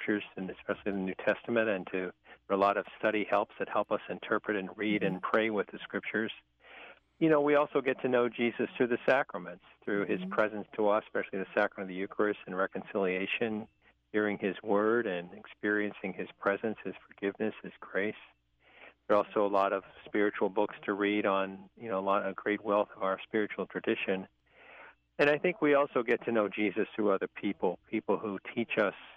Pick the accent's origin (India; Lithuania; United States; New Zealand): United States; Richmond, Virginia; growing up in St. Paul's Parish, in north side of Richmond, Virginia, where I'm from